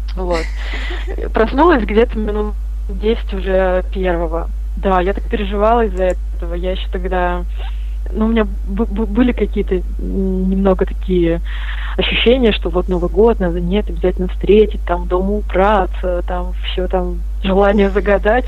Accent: Kamchatka Krai, Russia; now in Saratov, Russia; родилась на Камчатке и выросла там, и мои родители там живут

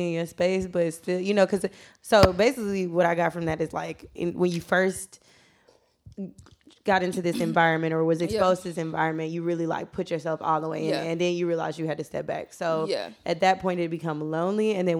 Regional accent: Atlanta, Georgia, United States; being from Atlanta, though, and where we from, like being from the West Side.

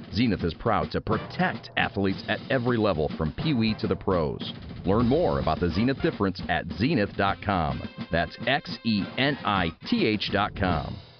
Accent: Philadelphia, Pennsylvania, United States; I grew up in born and raised in the Philadelphia area.

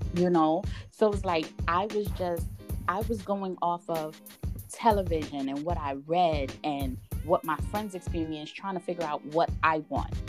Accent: United States; we're growing up in America

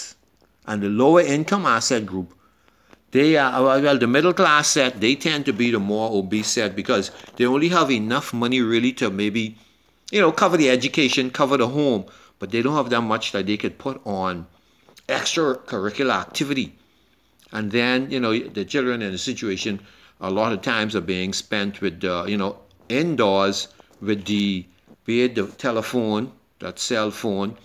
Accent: Nassau, New Providence, Bahamas; growing up in Yellow Elder

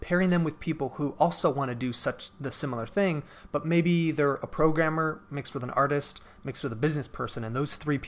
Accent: Cleveland, Ohio, United States; I'm from Cleveland area.

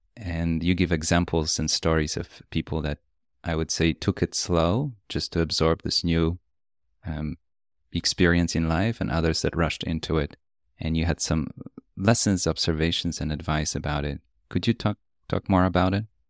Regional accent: Poland; moved away; I grew up in Poland

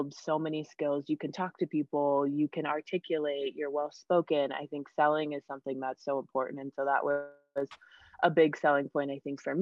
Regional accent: Denver, Colorado, United States; moved away as an adult; also born or lived in West Virginia; I'm from Denver

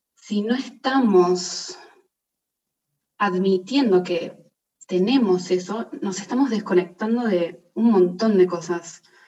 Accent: Argentina; moved away as an adult; also born or lived in Italy; Yo estaba viviendo afuera, yo soy de Argentina, y estaba viviendo en Italia

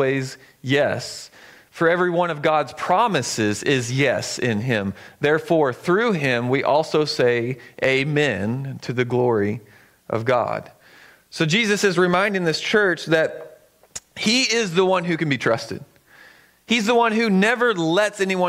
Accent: the South, United States; now in Eugene, United States; I grew up in the South

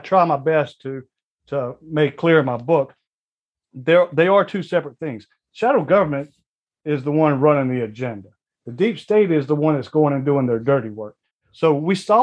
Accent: Louisiana, United States; I grew up in Louisiana

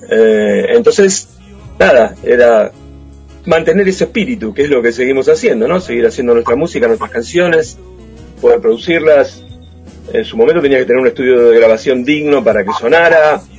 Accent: Mar del Plata, Buenos Aires Province, Argentina; soy de Mar del Plata, pero en realidad amo Mar del Plata y voy todo el tiempo que puedo.

